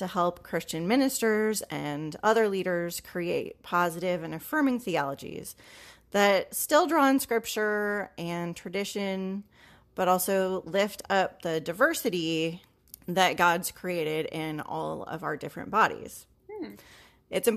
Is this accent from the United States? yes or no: yes; Iowa, United States; I went to seminary in the Midwest and I'm from Iowa.